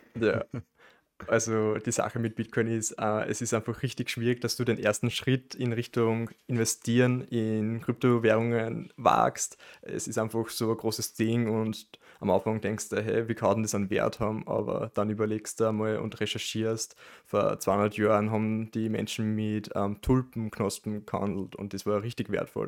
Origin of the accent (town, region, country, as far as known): Amstetten, Lower Austria, Austria; now in Linz, Austria